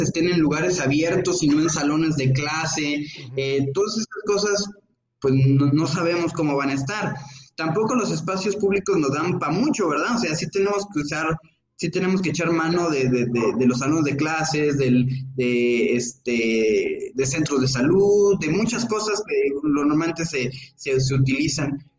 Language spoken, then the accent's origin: Spanish; Mexico; como ciudadanos, como mexicanos